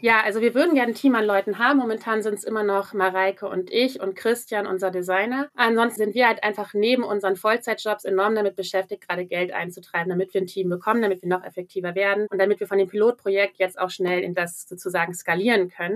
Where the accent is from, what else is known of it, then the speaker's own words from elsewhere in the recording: near the Wendland, Gorleben, Lower Saxony, Germany; now in Berlin, Germany; Ich komme aus der Nähe vom Wendland, Gorleben, Anti-Atomkraftbewegung. Das ist sozusagen auch immer etwas, mit dem ich groß geworden bin